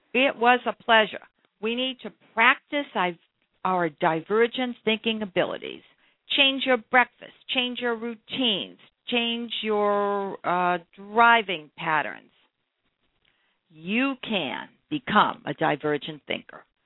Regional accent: Brookline, Massachusetts, United States; I grew up in Brookline, Massachusetts

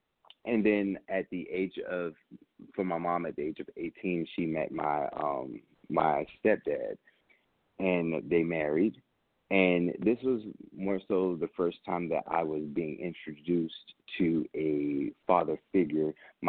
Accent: Vicenza, Veneto, Italy; also born or lived in Augsburg, Germany / Nuremberg, Germany; I was born in Augsburg, Germany, and raised in Vicenza, Italy, and Nuremberg, Germany, only because my mom having me at 14, my grandfather was stationed in the military

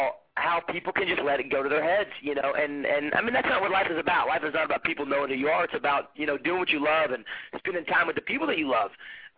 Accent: Fort Smith, Arkansas, United States; now in Los Angeles, United States; I came out here from Fort Smith, Arkansas, after I graduated from the University of Arkansas, and came out on vacation to Hermosa Beach for the summer.

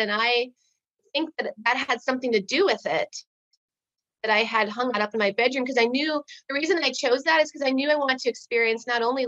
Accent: Midwest, United States; I was raised in the Midwest

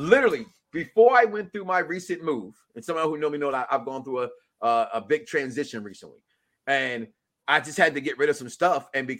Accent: Chicago, Illinois, United States; I'm from Chicago.

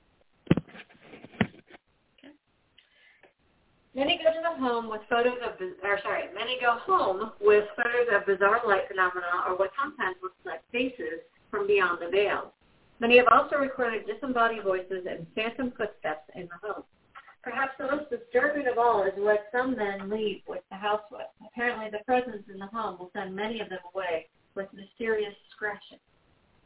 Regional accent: Round Lake, New York, United States; also born or lived in Saratoga Springs, New York; now in Richmond, United States

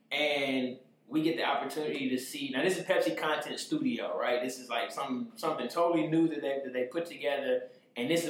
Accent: St. Louis, Missouri, United States; I'm from St. Louis, so we be driving everywhere.

